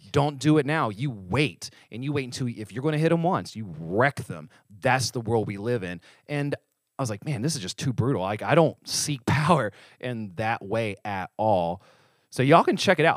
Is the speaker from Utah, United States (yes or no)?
no; West Virginia, United States; I'm from West Virginia, not New York.